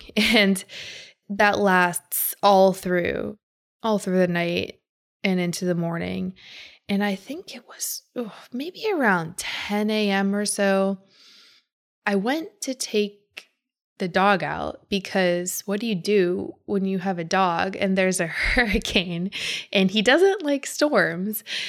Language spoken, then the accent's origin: English; Pittsburgh, Pennsylvania, United States; moved away; also born or lived in Chicago; Where I grew up in Pittsburgh, we don't have hurricanes.